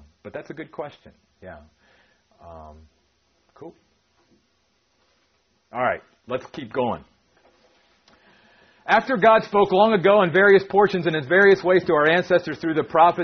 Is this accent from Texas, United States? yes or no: no; Maryland, United States; moved away; my wife and I grew up in Maryland, okay, on the East Coast